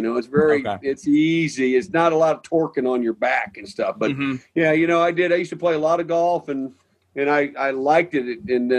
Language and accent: English; Midwest, United States; Me growing up in the Midwest, Ohio State's one of the all-time great top two or three programs in the history of college football.